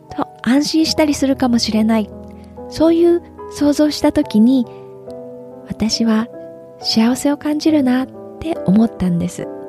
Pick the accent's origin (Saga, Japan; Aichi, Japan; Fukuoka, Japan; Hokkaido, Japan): Aichi, Japan; Nagoya; moved away as an adult; now in California, United States; 私は愛知県名古屋市で生まれました